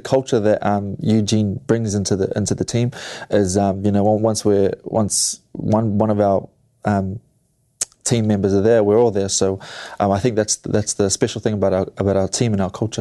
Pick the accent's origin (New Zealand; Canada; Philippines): New Zealand; where I am from New Zealand, New Zealand.